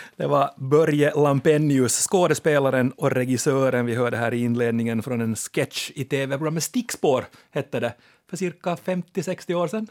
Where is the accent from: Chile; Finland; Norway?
Finland; Ostrobothnia; moved away; jag är ju då som alla vet österbottning i exil, jag är från Bönde, eller Lande